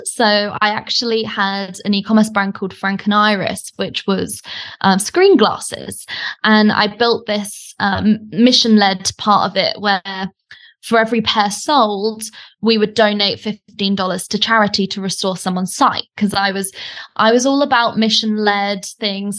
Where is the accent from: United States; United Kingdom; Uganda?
United Kingdom; accent: British; moved away as an adult; now in Bali, Indonesia; as you can probably tell from my accent, I'm British, um, but I actually live in Bali and I've been here for the last three years